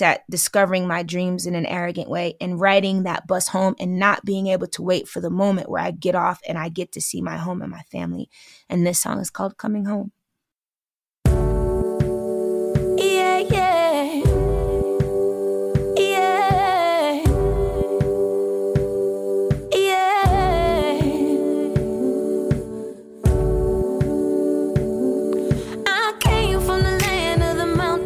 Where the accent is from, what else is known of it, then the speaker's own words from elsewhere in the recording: New York, United States; I'm from New York